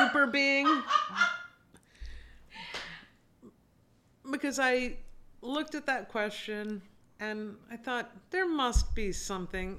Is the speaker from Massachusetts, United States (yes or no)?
yes; Wilbraham, Massachusetts, United States; also born or lived in Springfield, Massachusetts; I grew up primarily because of the public schools in a town called Wilbraham